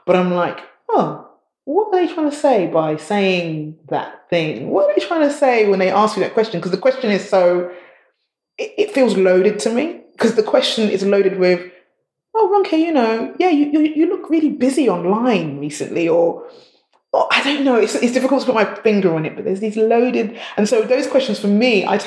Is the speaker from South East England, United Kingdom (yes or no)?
no; London, United Kingdom; I was born in the East End of London, Hackney, which is now very gentrified